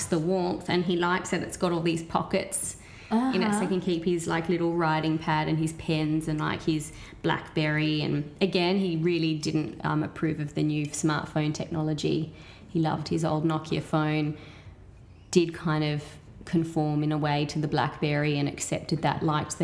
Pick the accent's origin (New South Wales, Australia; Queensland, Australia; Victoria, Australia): New South Wales, Australia; Sydney; I went to school in the Eastern suburbs, but I grew up in close to the airport, Botany area, which is still technically Eastern suburbs